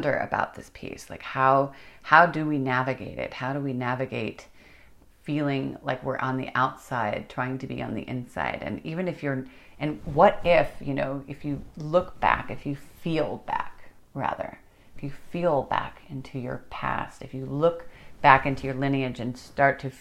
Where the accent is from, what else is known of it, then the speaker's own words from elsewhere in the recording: United States; being an American, we're all immigrants